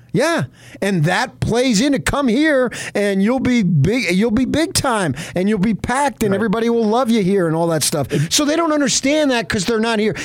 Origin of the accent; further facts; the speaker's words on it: Arizona, United States; I grew up in Arizona